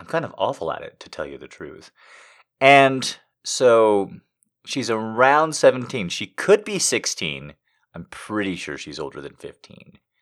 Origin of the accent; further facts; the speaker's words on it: United States; as an American